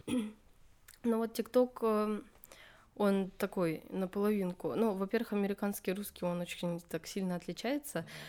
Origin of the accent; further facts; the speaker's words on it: Buryatia, Russia; 03, потому что регион Бурятия